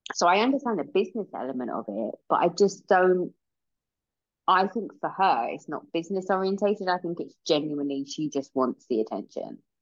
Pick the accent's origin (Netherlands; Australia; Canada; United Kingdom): United Kingdom; England; we're English.